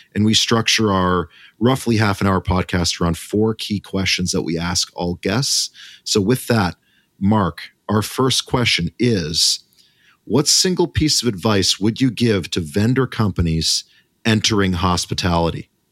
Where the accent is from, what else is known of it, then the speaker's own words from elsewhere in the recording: Canada; as a Canadian